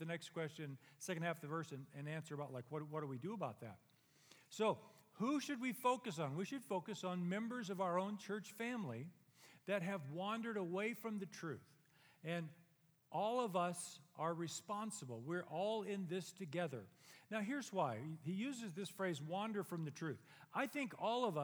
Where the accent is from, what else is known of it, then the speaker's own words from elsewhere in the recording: Dos Palos, California, United States; the church I was raised in Dos Palos